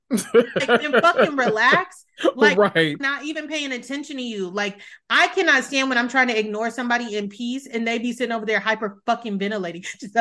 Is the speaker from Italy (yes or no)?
yes; Italy; born there; When people ask, like, oh, where were you born? Things like that. I was born in Italy. People's next question is, how the fuck were you born in Italy?